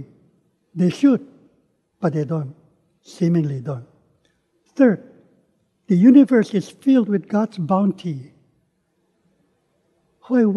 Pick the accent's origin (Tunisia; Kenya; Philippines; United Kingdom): Philippines; moved away as an adult; also born or lived in Manila / Dallas; growing up in the Philippines